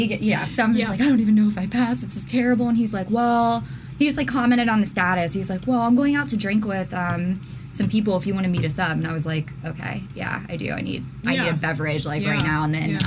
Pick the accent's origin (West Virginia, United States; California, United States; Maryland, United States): West Virginia, United States; Charleston; also born or lived in Teays Valley, West Virginia; now in Columbus, United States; I was born in Charleston, West Virginia.